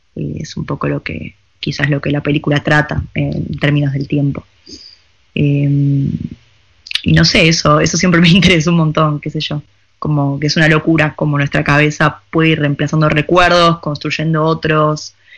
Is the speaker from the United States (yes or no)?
no; Argentina; moved away as an adult; also born or lived in Buenos Aires; now in Paris, France; yo era argentina